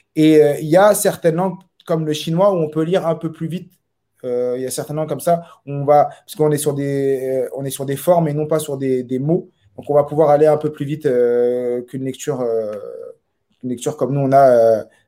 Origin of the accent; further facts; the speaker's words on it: Saint-Ouen, Île-de-France, France; moved away as an adult; now in Montpellier, France; je suis de Saint-Ouen. Et euh, toujours vécu à Saint-Ouen. Je suis né à Saint-Ouen